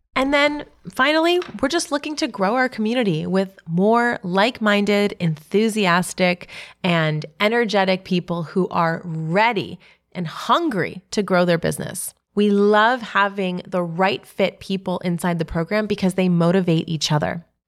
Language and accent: English; New York City, New York, United States; my hometown